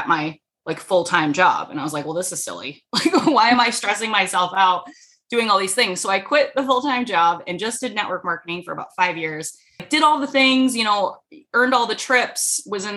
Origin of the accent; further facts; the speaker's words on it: Rhode Island, United States; moved away as an adult; I moved halfway across the country because I'm originally from Rhode Island